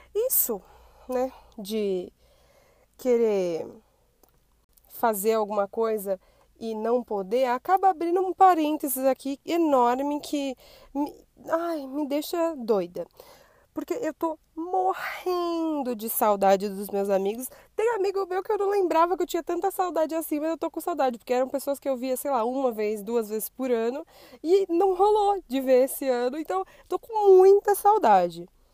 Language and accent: Portuguese; São Paulo, Brazil; por falar a palavra rolê, possivelmente já deu para perceber que eu sou paulista